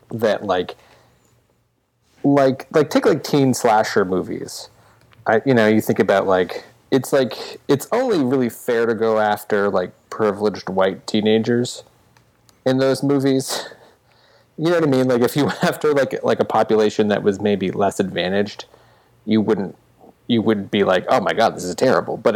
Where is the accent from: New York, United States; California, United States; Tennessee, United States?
New York, United States; I'm a New Yorker.